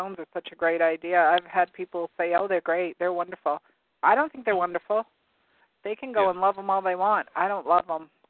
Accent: near Loring, Maine, United States; since I was a child growing up near Loring.

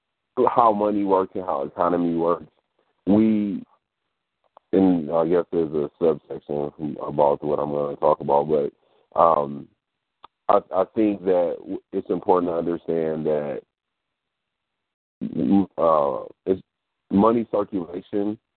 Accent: Detroit, Michigan, United States; I'm from Michigan, so growing up in Detroit, in the Detroit area

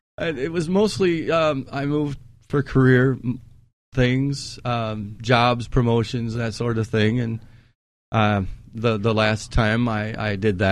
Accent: Iowa City, Iowa, United States; moved away as an adult; now in South Dakota, United States; I am originally from Iowa.

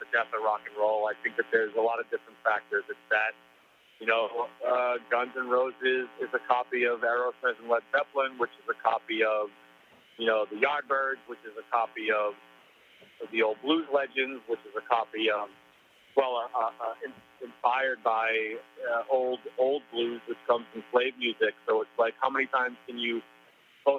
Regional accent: New England, United States; I grew up in New England.

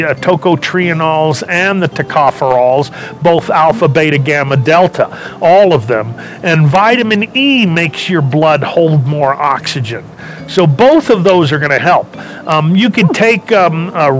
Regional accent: Los Angeles, California, United States; I was born and raised in California. L.A., a small little southern town in California, Los Angeles

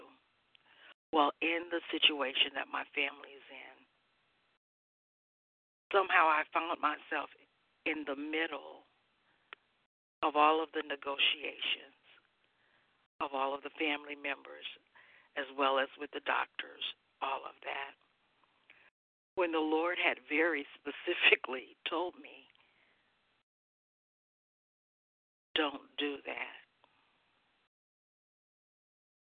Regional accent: Mississippi, United States; I was born in Mississippi, very, very poor

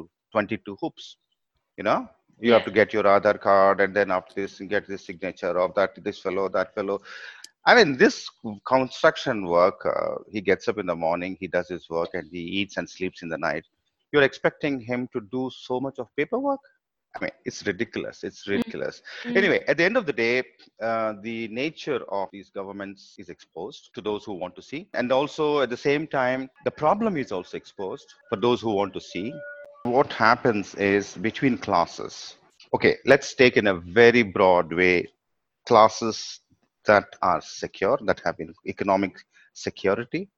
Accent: Hyderabad, Telangana, India; I'm from Hyderabad

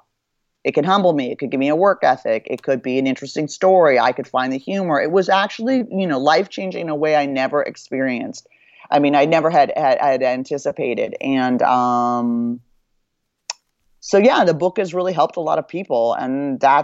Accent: Beverly Hills, California, United States; growing up in Beverly Hills

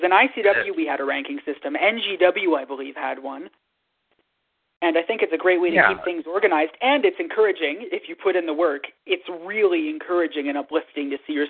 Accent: Canada; I'm a Canadian

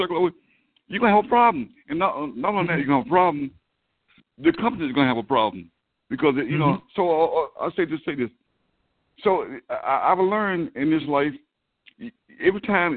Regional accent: the South, United States; a young black man growing up in the South

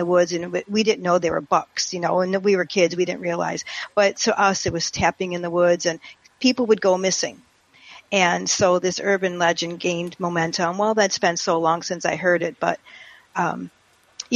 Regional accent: St. Clair Shores, Michigan, United States; now in Palm Beach Gardens, United States; where I grew up in St. Clair Shores, Michigan

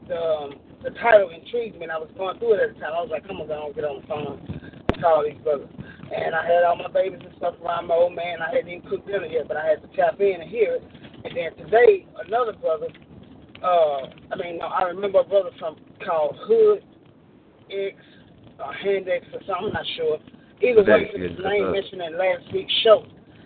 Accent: Shreveport, Louisiana, United States; moved away as an adult; also born or lived in Houma, Louisiana; now in Longview, United States; I grew up in Shreveport

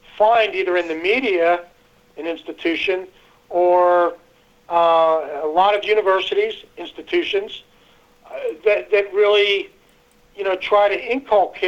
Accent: United States; I grew up in America, of, you know, majority white, mostly Christian

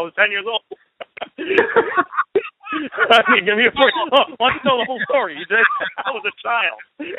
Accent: New York City, New York, United States; moved away as an adult; now in Yonkers, United States; Born and raised in the Bronx. Moved to Yonkers 10 years ago.

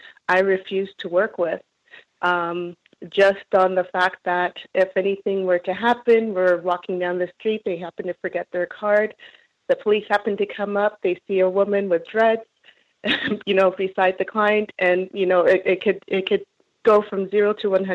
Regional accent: Toronto, Ontario, Canada; I'm from Toronto, Ontario.

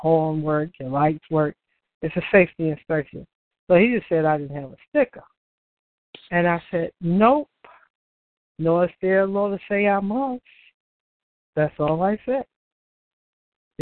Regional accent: United States; I'm not from England. Okay, so I'm American

